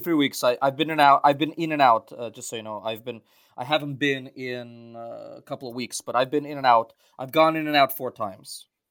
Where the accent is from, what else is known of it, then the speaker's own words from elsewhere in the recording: United States; also born or lived in Central Asia / Ukraine / Belarus; I was born in Central Asia and reared in America, I grew up in the diaspora, and I grew up v-, very much in a Russian-speaking household